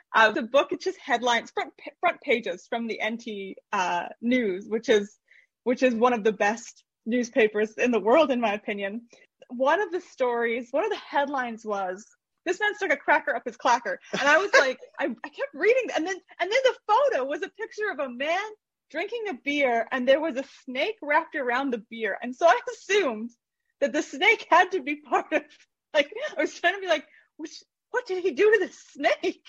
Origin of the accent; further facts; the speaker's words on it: Canada; moved away as an adult; now in Australia; I'm originally from Canada, so that you, might hear my accent